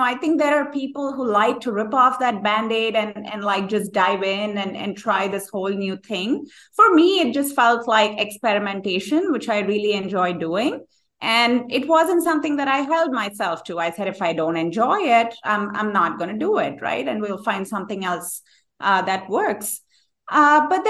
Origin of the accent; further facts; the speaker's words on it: India; moved away as an adult; also born or lived in New York City; now in United States; I grew up in India